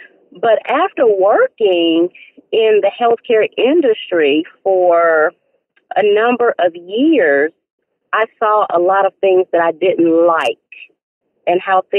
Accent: Nashville, Tennessee, United States; now in Raleigh, United States; We would have to take it back to Nashville, Tennessee. We would have to take it back to my hometown now.

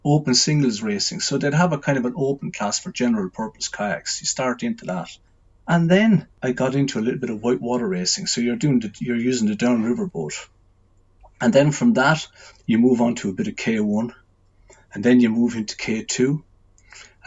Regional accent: Waterford, Munster, Ireland; From Waterford, Ireland. I've lived here all my life. I never felt the need to move away. So I was just born in the city here.

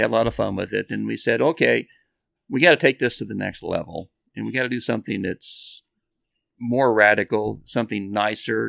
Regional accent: Bakersfield, California, United States; we're from Bakersfield

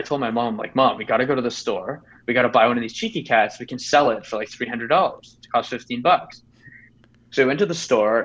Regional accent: Canada; I am actually from Canada

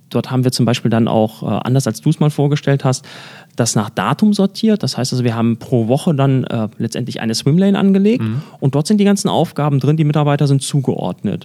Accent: Germany; bei uns in Deutschland

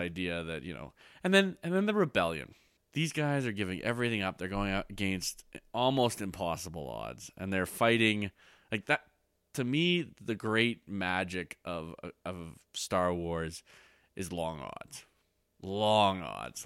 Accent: Canada; I'm Canadian.

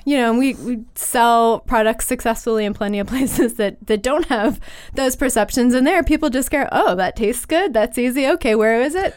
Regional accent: Western Pennsylvania, United States; I grew up in Western Pennsylvania.

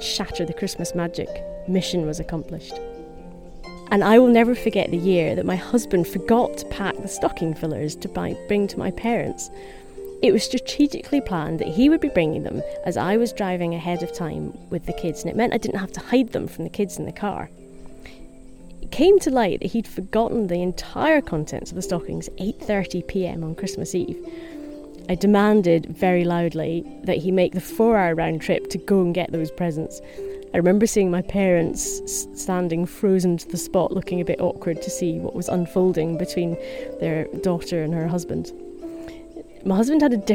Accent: Helensburgh, Scotland, United Kingdom; based in my hometown of Helensburgh

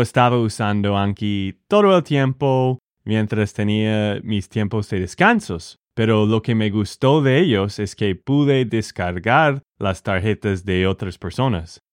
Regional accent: Texas, United States; de Texas, Estados Unidos

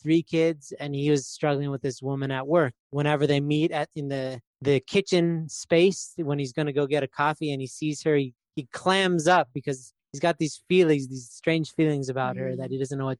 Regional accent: Canada; I'm from Canada

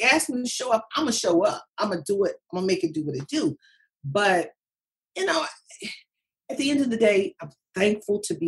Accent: Baltimore, Maryland, United States; from Baltimore

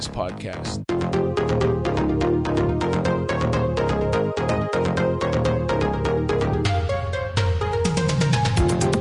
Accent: Philippines; I grew up in the Philippines

